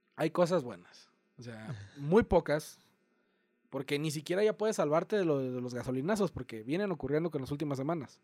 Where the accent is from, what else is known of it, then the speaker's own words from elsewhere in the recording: Mexico; also born or lived in United States; me identifico más con, el con ser mexicano, perdón, porque vivo aquí, primero que nada. He crecido aquí y mis raíces están echadas aquí.